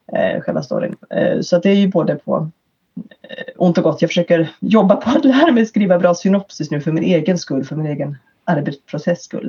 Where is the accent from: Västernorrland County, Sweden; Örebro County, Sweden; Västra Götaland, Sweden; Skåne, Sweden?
Örebro County, Sweden; Örebro; i Örebro, i min hemstad här